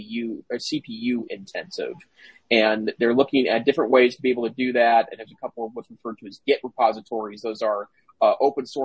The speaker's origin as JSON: {"language": "English", "region": "Montana", "country": "United States", "said": "I'm from Montana."}